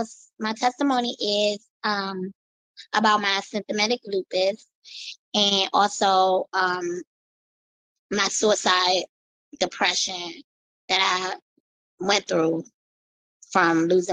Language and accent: English; Washington, District of Columbia, United States; also born or lived in Maryland; Yes, I'm from Washington, D.C. Me and my mommy, we used to live in Maryland, but then we moved to Washington, D.C. So I've been in Washington, D.C. for a while.